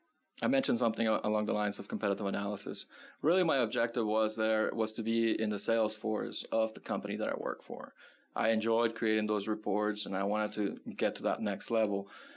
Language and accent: English; California, United States; now in Tucson, United States; because when I came from California, that was a huge culture shock.